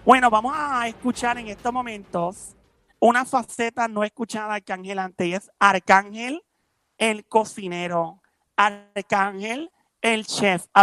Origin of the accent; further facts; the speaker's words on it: New York, United States; Ey, yo soy de Nueva York, eso es New